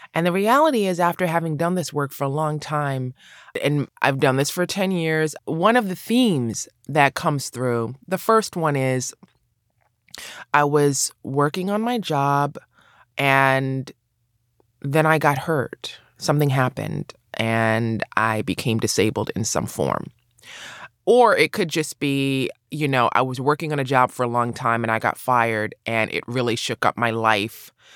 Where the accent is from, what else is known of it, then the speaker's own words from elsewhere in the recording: New York City, New York, United States; also born or lived in Los Angeles, California; I grew up in New York City, I grew up in Brooklyn